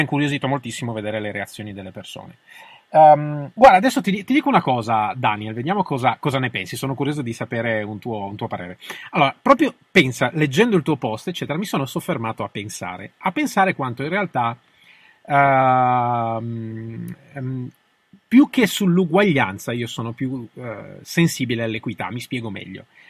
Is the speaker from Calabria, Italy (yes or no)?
no; Turin, Piedmont, Italy; siamo di Torino tutte e due